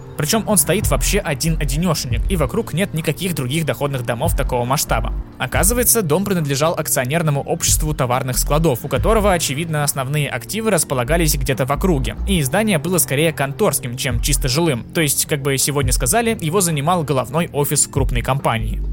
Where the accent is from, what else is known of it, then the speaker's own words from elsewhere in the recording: Saint Petersburg, Russia; я, как истинный петербуржец